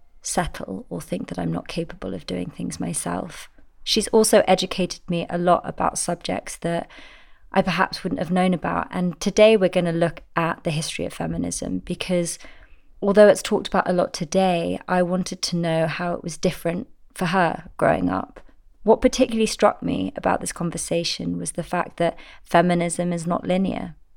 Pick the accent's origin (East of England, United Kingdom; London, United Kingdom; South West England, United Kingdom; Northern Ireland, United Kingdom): London, United Kingdom; I grew up in Barnes, London with my mum, my brother and my dad.